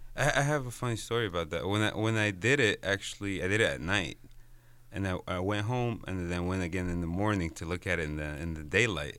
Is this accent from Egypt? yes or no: yes; Egypt; moved away as an adult; I'm Egyptian. I was born and raised in Egypt.